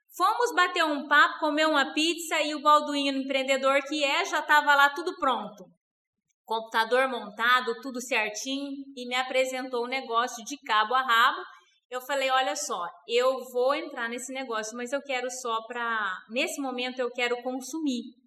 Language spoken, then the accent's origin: Portuguese; Rondônia, Brazil; born or raised there; also born or lived in Mato Grosso do Sul; now in Primavera do Leste, Brazil